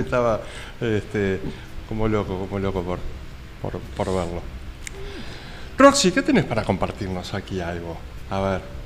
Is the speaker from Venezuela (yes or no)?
no; Uruguay; soy uruguayo